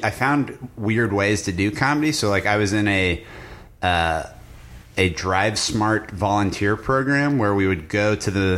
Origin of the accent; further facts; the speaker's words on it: Evergreen, Colorado, United States; moved away as an adult; also born or lived in New York City; now in Los Angeles, United States; I'm from Evergreen, Colorado.